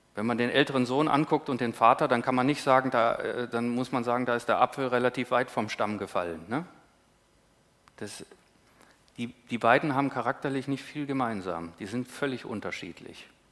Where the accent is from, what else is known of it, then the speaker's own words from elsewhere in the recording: Northern Germany, Germany; als Norddeutscher